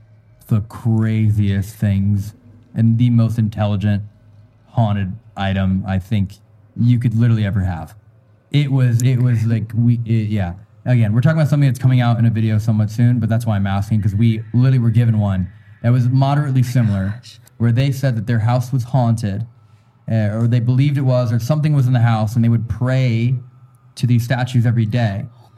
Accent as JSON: {"language": "English", "town": "Nashville", "region": "Tennessee", "country": "United States", "tie": "born there", "said": "Hey, I was born in Nashville, so."}